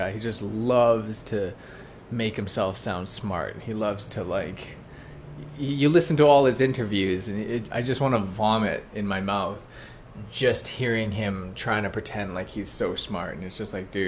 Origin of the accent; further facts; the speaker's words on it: Canada; I'm Canadian, okay? And I love Canada. I lived away from Canada for 3 years, and I came back